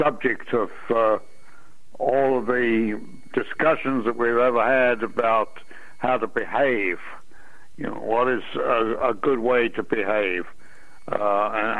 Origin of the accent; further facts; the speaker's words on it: England, United Kingdom; moved away as an adult; also born or lived in London; now in United States; I was born in England, and I went to college in Imperial College London University